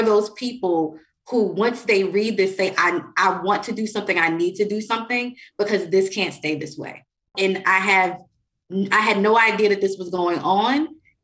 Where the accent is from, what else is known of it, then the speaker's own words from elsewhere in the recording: New York City, New York, United States; I'm from New York City